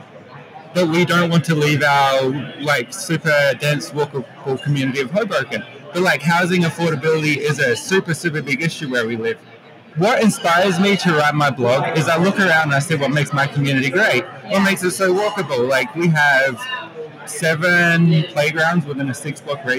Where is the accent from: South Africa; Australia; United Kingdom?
Australia; moved away; my hometown back in Australia